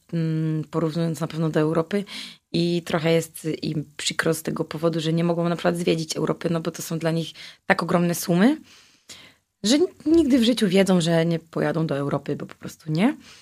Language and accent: Polish; Wrocław, Lower Silesian Voivodeship, Poland; Ja wysyłałam z Wrocławia, jako że jestem z tego miasta